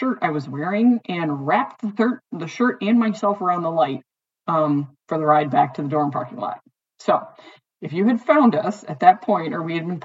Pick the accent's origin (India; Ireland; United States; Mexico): United States; Detroit, Michigan; But growing up in Detroit, there were a lot of kids in my high school